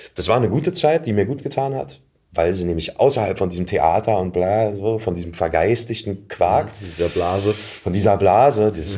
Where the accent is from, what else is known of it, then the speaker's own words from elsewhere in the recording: Berlin, Germany; Ich bin halt in Pankow geboren